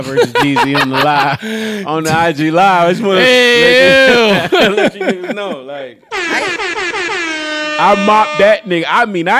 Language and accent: English; Baltimore, Maryland, United States; I'm from Baltimore. I've been here my whole life.